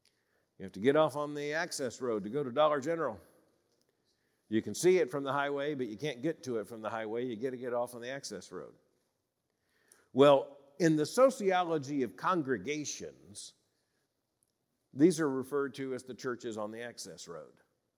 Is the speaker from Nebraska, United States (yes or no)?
no; Florida, United States; I grew up in Florida, like other southern states, particularly in the smaller towns in central and north Florida.